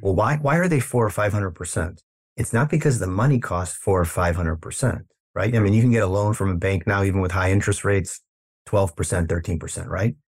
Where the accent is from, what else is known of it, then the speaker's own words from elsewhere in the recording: Chicago, Illinois, United States; moved away as an adult; now in Los Angeles, United States; I'm originally from the Midwest in Chicago